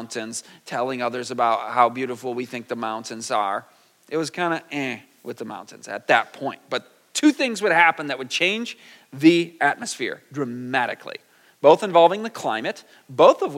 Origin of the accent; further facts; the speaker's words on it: Michigan, United States; also born or lived in California; I'm from Michigan. We're very flat